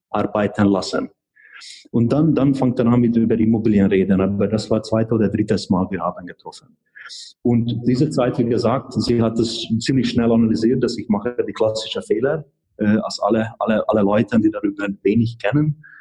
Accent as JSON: {"language": "German", "country": "Hungary", "second_language": "German", "moved": "yes", "lives_now": "Germany", "said": "also sie kommt aus Tschechien, ich komme aus Ungarn ähm, beide sind äh, de, de neu, etwas oder in den letzten Jahren zu hier in Deutschland gekommen"}